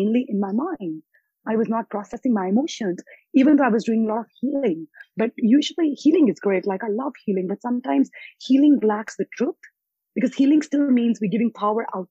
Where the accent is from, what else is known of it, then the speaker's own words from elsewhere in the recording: India; moved away; also born or lived in United States / Australia; I was born in India, and then I've lived in US and Australia